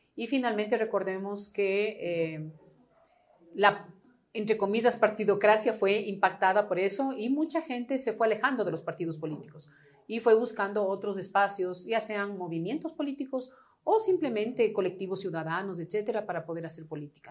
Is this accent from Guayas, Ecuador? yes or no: no; La Floresta, Pichincha, Ecuador; la casa de la floresta que te digo, donde yo nací